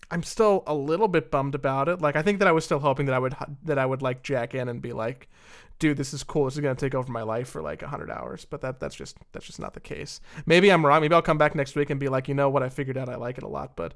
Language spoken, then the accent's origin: English; New Jersey, United States; I'm like from Joyzy here. I'm a crazy person.